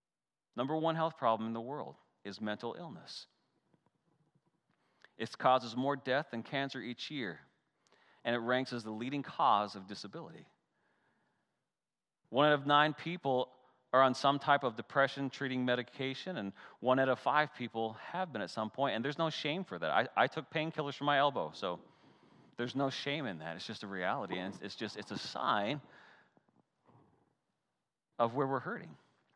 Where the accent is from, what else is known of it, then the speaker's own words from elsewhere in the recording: Canada; I grew up in the Great White North, right? And so I remember I couldn't wait for the ponds to freeze over because I love pond hockey.